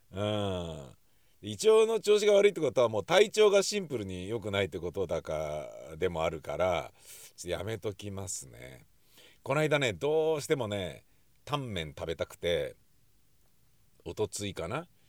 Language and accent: Japanese; Nakano, Tokyo, Japan; 僕あの中野区大和町で生まれ育ったんですけど